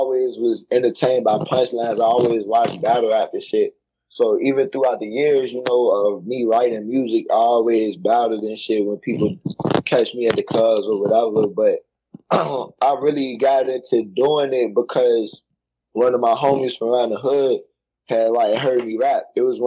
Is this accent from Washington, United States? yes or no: no; Richmond, Virginia, United States; I'm from Richmond, bro. I don't rep DMV